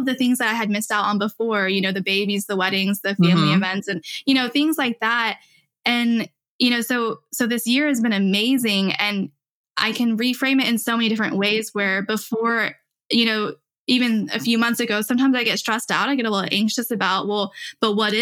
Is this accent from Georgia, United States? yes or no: no; Illinois, United States; moved away as an adult; I finally did move back home to Illinois last year.